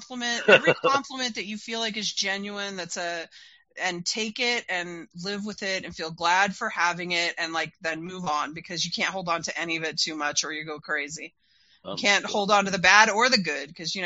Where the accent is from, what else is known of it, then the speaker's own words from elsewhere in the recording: Utah, United States; I was growing up in Utah at that time, which was really conservative